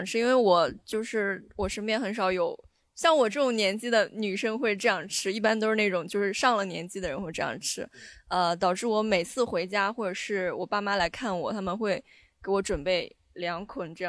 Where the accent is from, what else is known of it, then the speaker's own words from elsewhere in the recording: Shandong, China; 我其他其他就是作为山东人的没什么特别的特质，但吃葱这一点我觉得还蛮典型的。